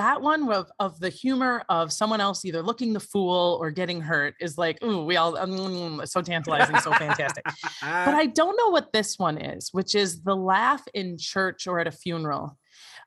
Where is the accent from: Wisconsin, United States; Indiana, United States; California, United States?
Wisconsin, United States; now in Los Angeles, United States; I'm from Wisconsin